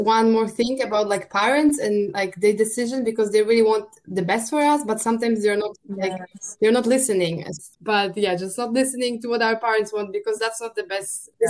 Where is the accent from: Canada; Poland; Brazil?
Poland; moved away; also born or lived in Spain / United States; I'm from Poland.